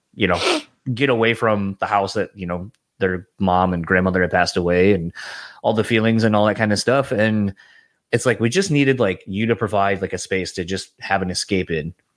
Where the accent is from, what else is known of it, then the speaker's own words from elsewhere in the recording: Delaware, United States; moved away; originally, I'm from Delaware